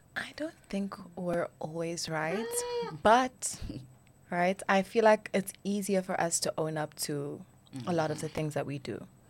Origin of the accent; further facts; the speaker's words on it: Johannesburg, Gauteng, South Africa; I am from Joburg